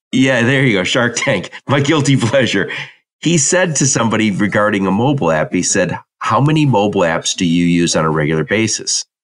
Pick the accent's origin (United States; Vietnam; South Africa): United States; Dearborn, Michigan; I'm from Dearborn, Michigan, and we have a mall that was like Disneyland when it opened, but I was like 16 when it opened